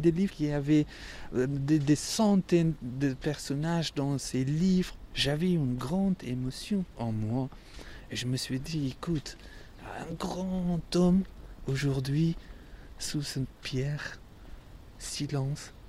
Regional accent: Afghanistan; French is a second language; moved away as an adult; now in Paris, France

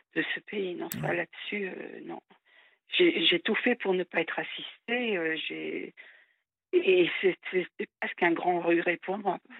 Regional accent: France; en tant que Française

